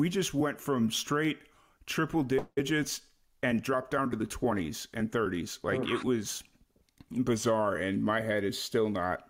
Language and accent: English; Chicago, Illinois, United States; moved away; also born or lived in Florida / New Mexico; I grew up in Chicago, so I'm used to it. Like, it's second nature to me, but I also lived in Florida for a good amount of years, and I lived in New Mexico for a good amount of years